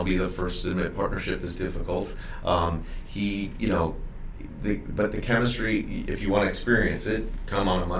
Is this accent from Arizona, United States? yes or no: no; St. Louis, Missouri, United States; Born and raised in St. Louis